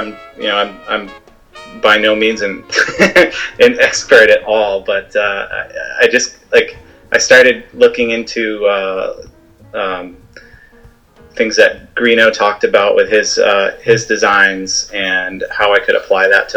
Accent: New Hampshire, United States; I live in Hampton Falls, New Hampshire.

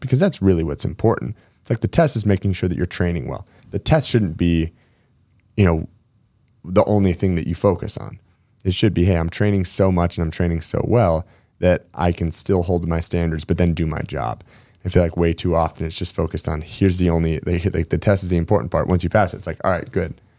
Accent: Spokane, Washington, United States; now in Gig Harbor, United States; we grew up together in Spokane before I moved over to the gig harbor side

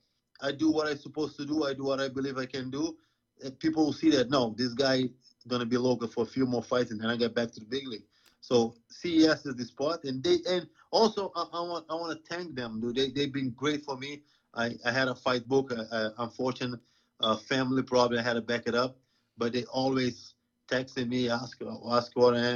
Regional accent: Providence, Rhode Island, United States; headline a card in my hometown

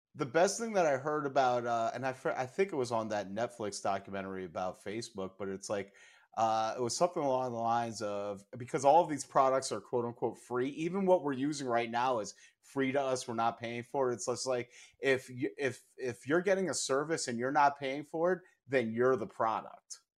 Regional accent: New York, United States; now in Chicago, United States; I grew up in New York

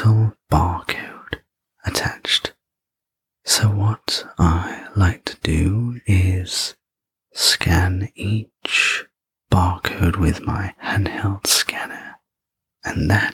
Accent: England, United Kingdom; I'm English

